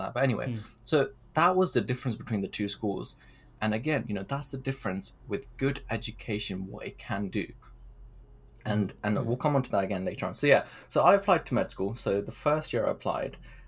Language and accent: English; Pakistan; moved away; I was born in Pakistan